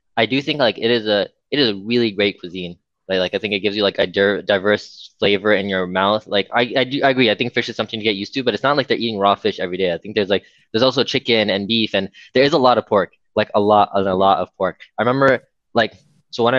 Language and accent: English; United States; a American born brown kid